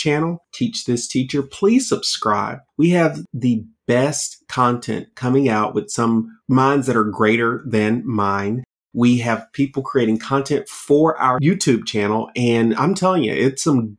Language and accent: English; Georgia, United States; my home state of Georgia